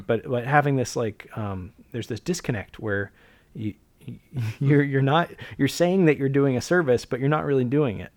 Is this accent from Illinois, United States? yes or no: no; Alaska, United States; I grew up in Alaska